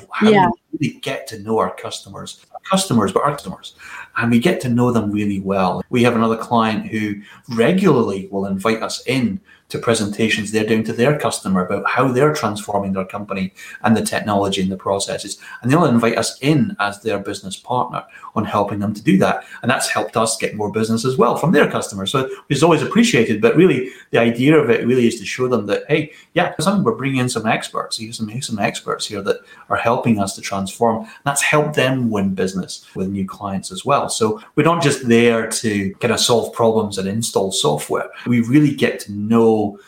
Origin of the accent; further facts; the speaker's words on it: Scotland, United Kingdom; moved away as an adult; also born or lived in Pacific Northwest, United States; now in Seattle, United States; I'm Scottish originally. I've been in the US now for 10 years. I still have a bit of my accent remaining.